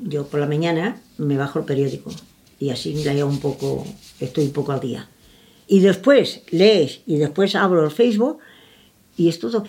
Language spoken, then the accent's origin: Spanish; Andalusia, Spain; soy andaluza